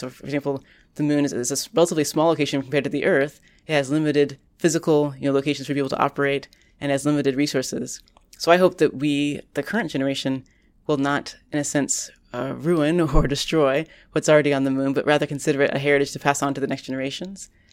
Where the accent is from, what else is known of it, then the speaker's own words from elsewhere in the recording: Orlando, Florida, United States; now in Boston, United States; now that I live in Boston, which is quite far from the hometown where I grew up in Orlando, Florida